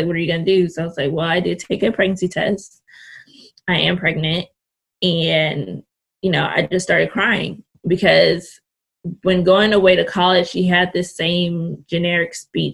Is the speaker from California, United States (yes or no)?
yes; Richmond, California, United States; born and raised in California. Actually in the Bay Area. I'm from Richmond, California